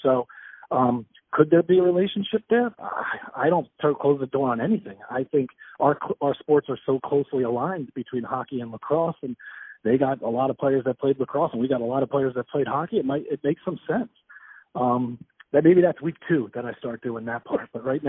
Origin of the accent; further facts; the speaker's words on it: New Jersey, United States; moved away as an adult; now in Long Island, United States; I'm from Jersey, so I know Jersey, and I'm starting to learn Long Island